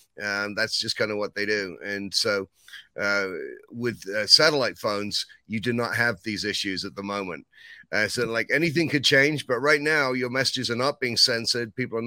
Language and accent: English; England, United Kingdom; Well, you know, I mean, I came from England, and, you know, when it comes to England and America and taxes, I think there's a history there.